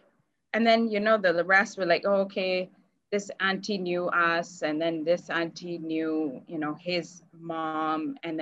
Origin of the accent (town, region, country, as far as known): Calgary, Alberta, Canada; born or raised there; moved away as an adult; also born or lived in India